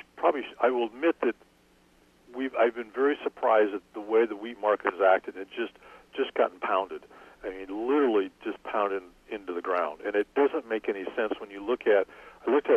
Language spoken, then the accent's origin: English; Iowa, United States; now in Illinois, United States; I grew up in Iowa